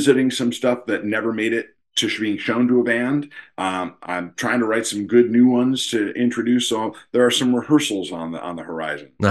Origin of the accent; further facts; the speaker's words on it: Potsdam, New York, United States; moved away; also born or lived in Boston; growing up on the Canadian border, when I was 10 years old